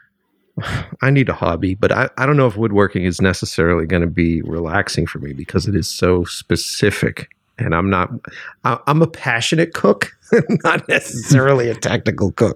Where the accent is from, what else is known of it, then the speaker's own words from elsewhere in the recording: Boston, Massachusetts, United States; moved away; because I'm originally from Boston